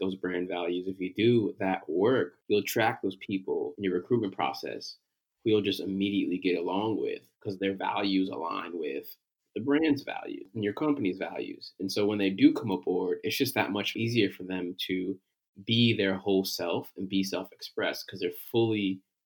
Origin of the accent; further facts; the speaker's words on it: Connecticut, United States; moved away; also born or lived in Philadelphia; I am a brother from Connecticut originally